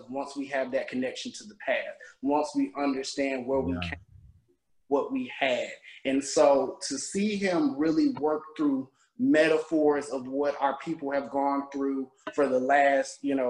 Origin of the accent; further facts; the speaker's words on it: Macon, Georgia, United States; also born or lived in Atlanta, Georgia; growing up in the South. I'm from Georgia